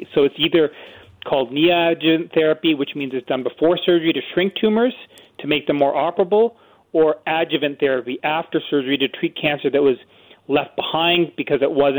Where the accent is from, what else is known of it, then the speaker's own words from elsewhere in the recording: Canada; moved away as an adult; also born or lived in United States; as a Canadian boy, you know, who was bred in this country, who ended up in the States for longer than he wanted to, and came back to Canada